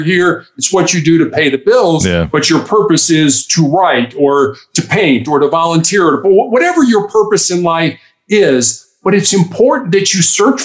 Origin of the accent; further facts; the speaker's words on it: Chicago, Illinois, United States; moved away as an adult; also born or lived in Charleston, South Carolina; I am from Chicago